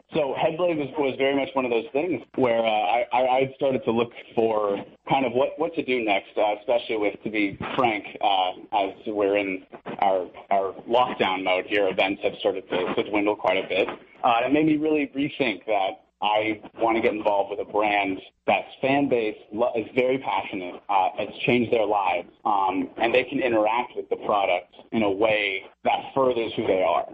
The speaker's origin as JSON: {"language": "English", "town": "Santa Monica", "region": "California", "country": "United States", "tie": "born or raised there", "said": "born and raised Santa Monica."}